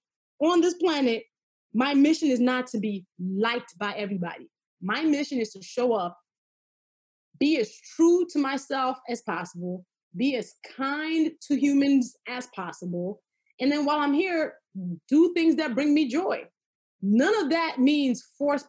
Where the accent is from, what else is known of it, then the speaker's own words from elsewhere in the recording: Nigeria; I am always a Nigerian girl